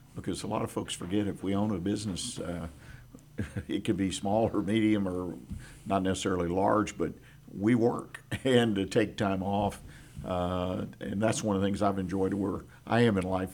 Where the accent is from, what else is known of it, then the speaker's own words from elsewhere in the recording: Houston, Texas, United States; now in Conroe, United States; I grew up in Houston, Harris County